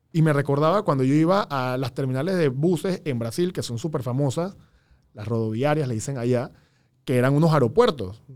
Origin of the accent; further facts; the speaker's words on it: Panama; nosotros como, como panameños